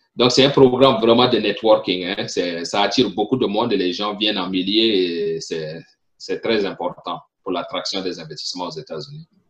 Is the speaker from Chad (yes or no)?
yes; Chad; first language French; moved away as an adult; also born or lived in Burkina Faso; now in Pennsylvania, United States; originaire du Tchad, je suis né au Tchad, j'ai grandi au Tchad